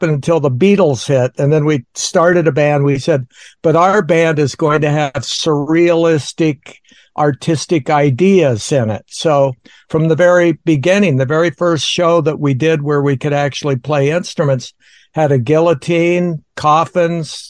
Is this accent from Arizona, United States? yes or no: yes; Phoenix, Arizona, United States; also born or lived in Oregon; the band met in Phoenix, Arizona